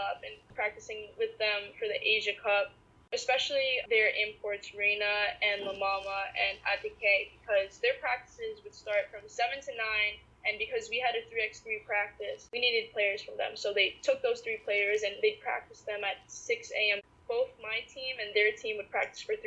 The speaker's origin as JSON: {"language": "English", "country": "United States", "tie": "born or raised there", "said": "Growing up in the States as a Filipina athlete"}